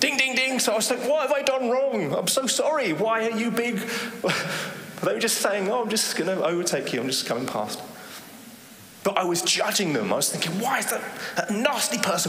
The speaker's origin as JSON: {"language": "English", "region": "England", "country": "United Kingdom", "moved": "as an adult", "lives_now": "Netherlands", "said": "I'm from England"}